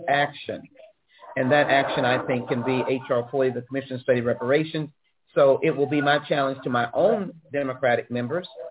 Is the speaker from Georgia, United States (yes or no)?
no; Texas, United States; As a Texan